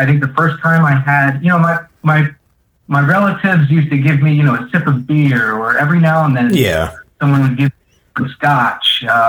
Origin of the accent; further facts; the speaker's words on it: Florida, United States; moved away as an adult; now in Philadelphia, United States; I am originally from Florida, but for the past 8 years, I've been living in Philly.